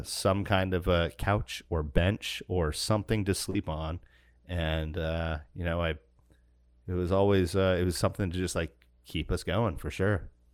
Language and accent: English; Alaska, United States; when I was growing up in Alaska